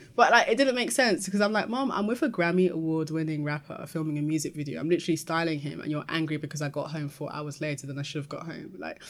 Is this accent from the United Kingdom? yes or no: yes; Peckham, London, United Kingdom; Lived in Peckham my whole life, and having been in that environment, it's made me had to learn the hard way to fight to be understood.